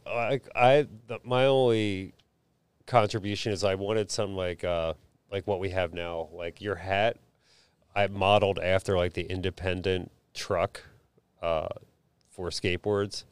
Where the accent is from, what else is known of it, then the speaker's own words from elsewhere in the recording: Philadelphia, Pennsylvania, United States; I grew up in Huntington Park, Philadelphia